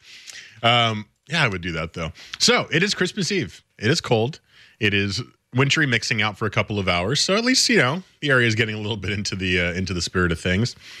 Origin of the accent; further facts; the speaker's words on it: New Jersey, United States; moved away; where I grew up in New Jersey